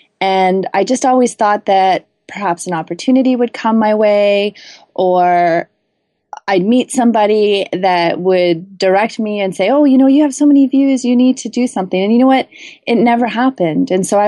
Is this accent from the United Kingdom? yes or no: no; Canada; So as a Canadian, getting a US book deal was a big deal.